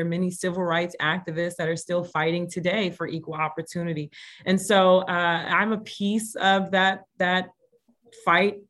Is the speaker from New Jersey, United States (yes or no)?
no; New York City, New York, United States; moved away; also born or lived in Gary, Indiana / Indianapolis, Indiana / Las Vegas; And I was raised in the Bronx, New York.